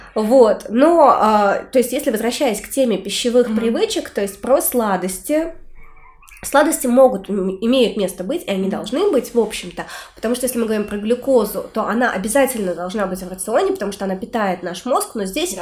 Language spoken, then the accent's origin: Russian; Orenburg, Orenburg Oblast, Russia; born or raised there; now in Saint Petersburg, Russia